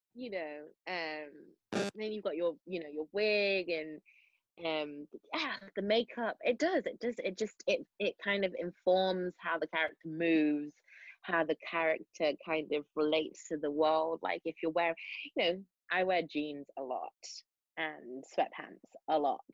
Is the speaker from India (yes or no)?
no; Manchester, North West England, United Kingdom; accent: Mancunian; it's difficult to switch between Mancunian and South Side of Chicago